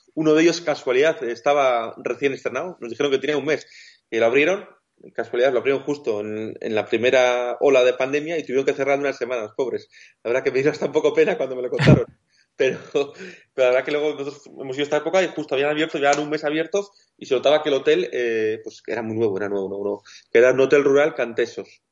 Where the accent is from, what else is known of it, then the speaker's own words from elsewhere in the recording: Basque Country, Spain; nosotros somos del País Vasco